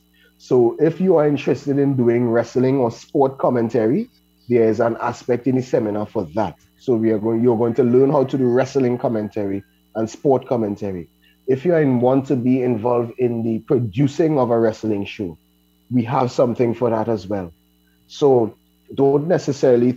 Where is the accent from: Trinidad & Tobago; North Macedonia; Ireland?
Trinidad & Tobago; Laventille; I am from Lavantil, so I already fighting a stigma